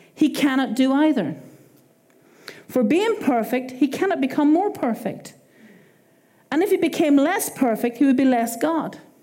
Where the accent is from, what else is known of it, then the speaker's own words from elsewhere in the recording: Ireland; accent: Irish; my Irish accent